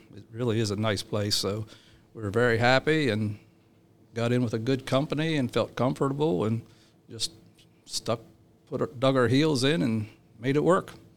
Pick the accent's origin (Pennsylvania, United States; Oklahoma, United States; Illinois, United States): Pennsylvania, United States; Chambersburg; moved away; I grew up in South Central Pennsylvania, Chambers Road, Pennsylvania